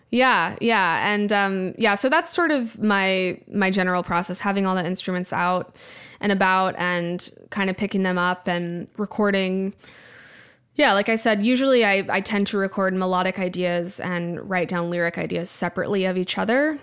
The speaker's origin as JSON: {"language": "English", "town": "Wimberley", "region": "Texas", "country": "United States", "tie": "born or raised there", "also_born_or_lived": "Austin", "moved": "yes", "said": "Wimberley in Texas, my hometown"}